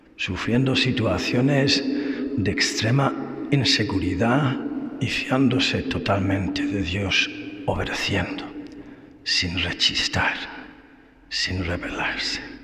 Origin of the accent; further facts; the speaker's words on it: Ireland; moved away; also born or lived in Spain; Irlanda, que es mi país